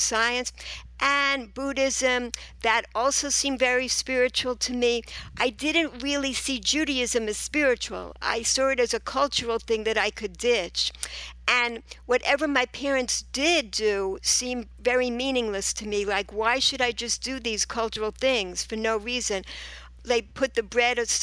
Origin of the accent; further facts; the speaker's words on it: New York City, New York, United States; moved away as an adult; also born or lived in Israel; I was born and raised in Rego Park, Queens, New York